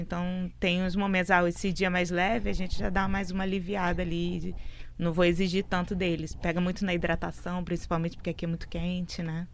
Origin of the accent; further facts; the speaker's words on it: Niterói, Rio de Janeiro, Brazil; now in Fortaleza, Brazil; A gente é de Niterói, né? Minha mãe, na verdade, minha mãe nasceu em Fortaleza, foi para Niterói com seis anos, foi pro Rio para lá, novinha, né? E a gente nasceu lá